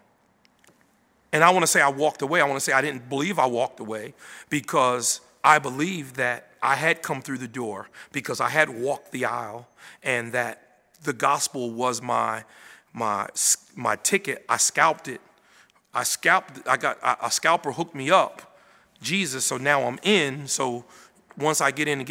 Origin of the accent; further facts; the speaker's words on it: Paterson, New Jersey, United States; I was born in Paterson, New Jersey. It's North Jersey, north of here, about 90 miles. And I was born and raised there